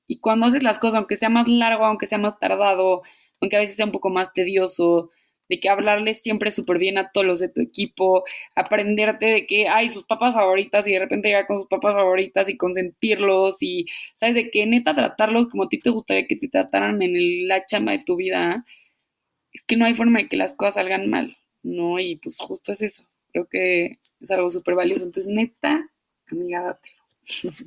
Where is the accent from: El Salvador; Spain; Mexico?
Mexico; moved away as an adult